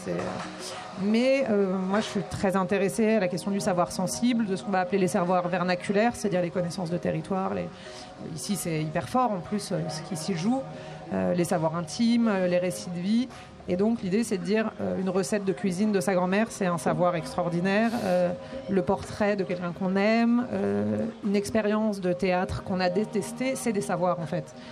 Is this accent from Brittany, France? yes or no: yes; Brittany, France; moved away; also born or lived in Grenoble; je suis bretonne